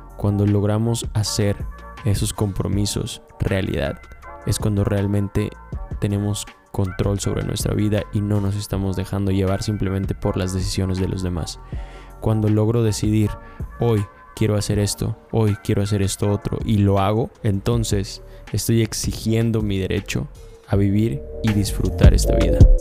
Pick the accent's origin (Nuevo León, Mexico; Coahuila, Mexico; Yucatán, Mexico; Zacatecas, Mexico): Yucatán, Mexico; Mérida; yo soy de Mérida, y soy de Yucatán